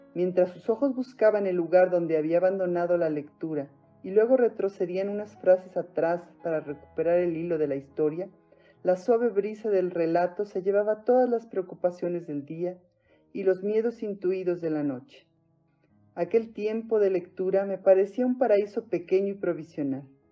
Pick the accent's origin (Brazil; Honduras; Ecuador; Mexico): Mexico; soy mexicana